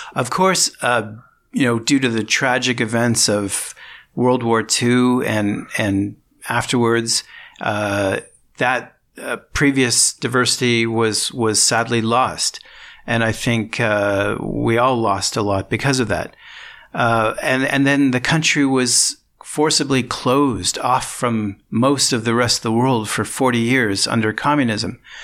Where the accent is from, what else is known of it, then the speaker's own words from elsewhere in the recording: Unionville, Ontario, Canada; moved away as an adult; also born or lived in St. Catharines, Canada / Ottawa, Canada; now in Bratislava, Slovakia; I'm originally from the Toronto area. I grew up in uh, Unionville, a small town outside Toronto